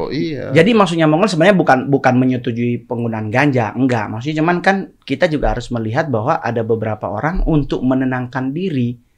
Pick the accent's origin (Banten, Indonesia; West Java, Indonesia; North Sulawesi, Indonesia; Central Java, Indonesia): North Sulawesi, Indonesia; Manado; now in Jakarta, Indonesia; kita dari Manado ke Jakarta kan gue mau sekolah pendeta mas